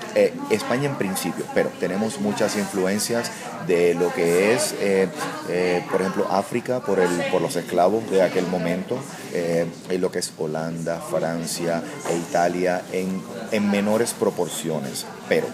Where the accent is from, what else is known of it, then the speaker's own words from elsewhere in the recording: Puerto Rico; soy puertorriqueño